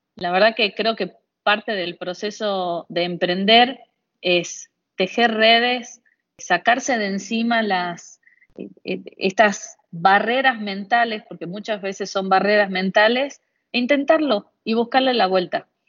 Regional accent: Argentina; Fuera de Buenos Aires, en mi país

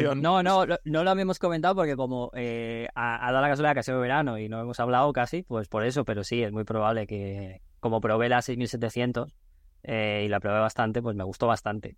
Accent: Madrid, Community of Madrid, Spain; mi ciudad

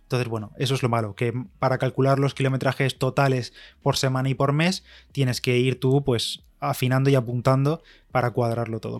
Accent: Spain; soy de España

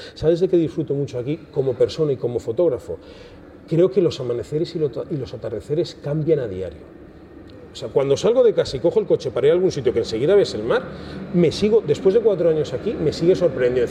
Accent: Cuenca, Castilla-La Mancha, Spain; moved away as an adult; now in Tenerife, Spain; Yo soy de Cuenca, vine a Tenerife

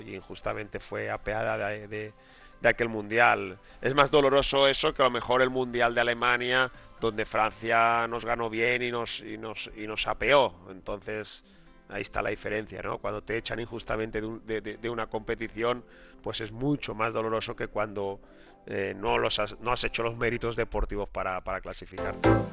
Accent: La Pobla Llarga, Valencian Community, Spain; una persona de, la Pobla Llarga, un pueblo pequeñito, con la costumbre de jugar todos los días, todas las tardes después del colegio en, la, misma calle

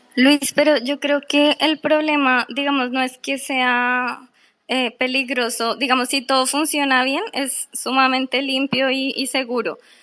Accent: Colombia; yo soy de Colombia, imagínate en, un país como los nuestros

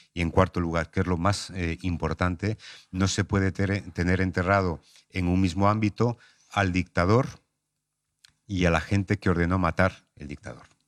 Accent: Palencia, Castile and León, Spain; now in Madrid, Spain; Yo soy de Palencia

